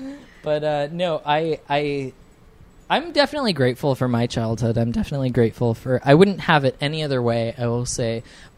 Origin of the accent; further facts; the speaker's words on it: National City, California, United States; also born or lived in Escondido, California; I grew up in National City, California.